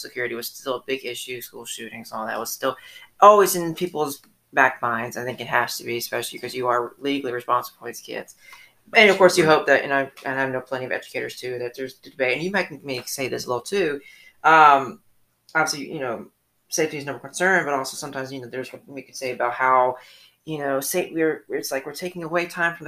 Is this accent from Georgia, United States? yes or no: yes; Atlanta, Georgia, United States; moved away; I grew up in Atlanta